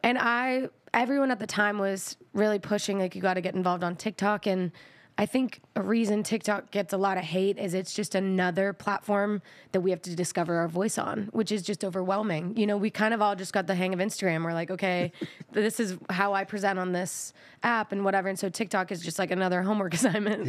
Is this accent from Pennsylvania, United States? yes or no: no; Texas, United States; I'm from Texas.